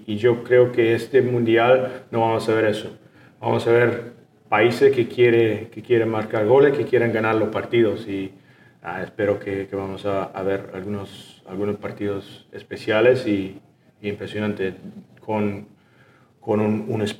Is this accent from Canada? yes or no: yes; Canada; Spanish is a second language; soy canadiense, ¿no?